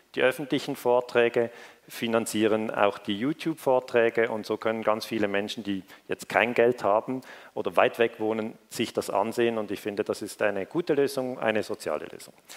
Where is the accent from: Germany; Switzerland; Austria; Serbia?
Switzerland; Ich komme aus der Schweiz